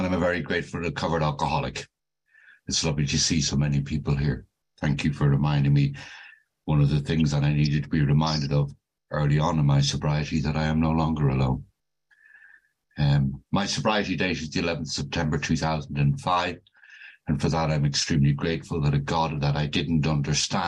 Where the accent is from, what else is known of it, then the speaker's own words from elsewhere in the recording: Dublin, Leinster, Ireland; now in United Kingdom; As you can probably tell from my accent, I'm not originally from the UK. I was born and brought up in Dublin